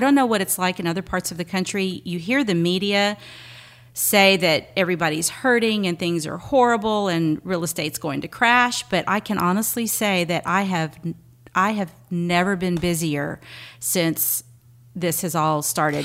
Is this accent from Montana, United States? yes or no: no; Seabrook, Texas, United States; moved away as an adult; now in Galveston, United States; I grew up in the Clear Lake, well, Seabrook area, right across the bridge